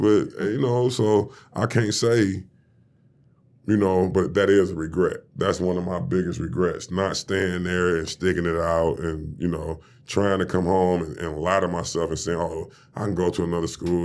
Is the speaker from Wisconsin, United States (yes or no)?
no; Detroit, Michigan, United States; I'm from Detroit